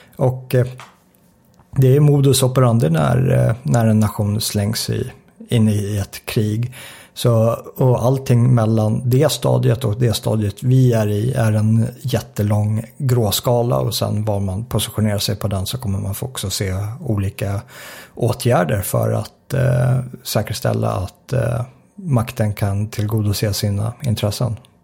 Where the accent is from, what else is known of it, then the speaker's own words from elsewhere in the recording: Sweden; Svenskarna idag är mindre säkra än vad vi var på 80-talet när jag växte upp